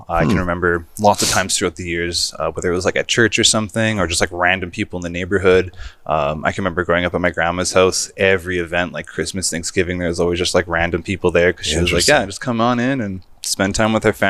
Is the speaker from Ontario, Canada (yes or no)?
no; Edmonton, Alberta, Canada; So born and raised in Edmonton. Lived here my whole life.